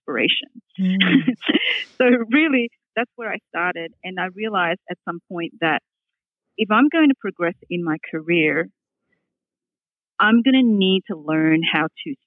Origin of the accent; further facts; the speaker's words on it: Australia; accent: Australian; moved away as an adult; also born or lived in Hong Kong; now in Boston, United States; my accent comes from, because I grew up in Australia